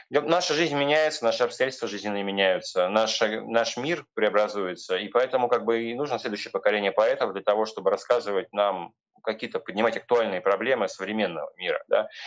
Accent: Ryazan, Ryazan Oblast, Russia; я сам из Рязани.

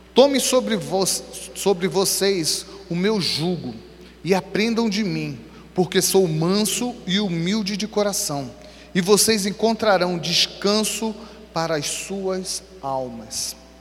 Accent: Rio de Janeiro, Brazil; sou carioca

